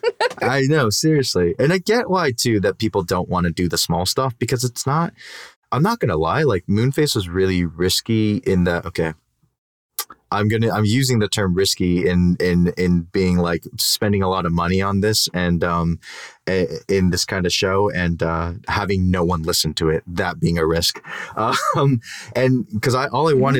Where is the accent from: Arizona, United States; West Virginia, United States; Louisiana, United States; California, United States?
California, United States; Downey; Downey, where I love to hate my hometown